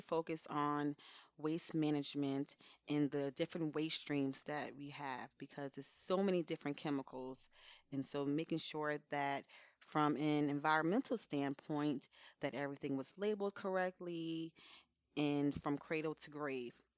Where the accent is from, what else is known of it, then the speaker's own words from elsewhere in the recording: Elizabeth, New Jersey, United States; I'm from Elizabeth, New Jersey